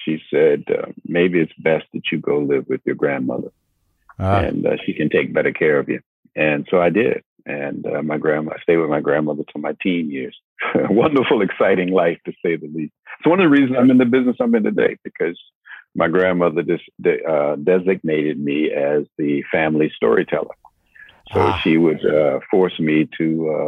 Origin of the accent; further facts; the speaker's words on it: Norfolk, Virginia, United States; now in Richmond, United States; Born and raised in Norfolk, further down, about an hour south of here.